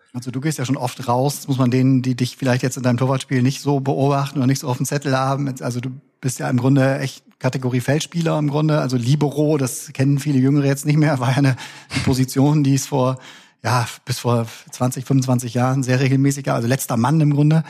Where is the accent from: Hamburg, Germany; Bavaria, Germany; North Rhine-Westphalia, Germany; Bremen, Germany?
Bremen, Germany; moved away; also born or lived in Cologne; Ich komme eigentlich aus Bremen